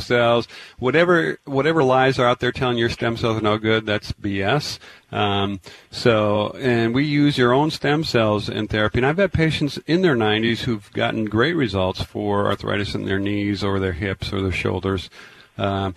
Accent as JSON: {"language": "English", "town": "Tacoma", "region": "Washington", "country": "United States", "tie": "born or raised there", "moved": "yes", "said": "I grew up in Tacoma."}